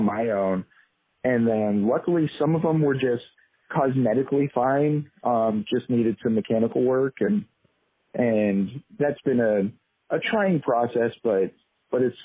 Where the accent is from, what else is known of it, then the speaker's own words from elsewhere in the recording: Southern California, United States; I grew up in Southern California